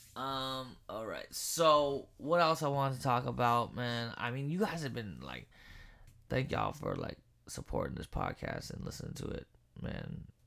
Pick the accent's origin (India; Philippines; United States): Philippines; I'm Filipino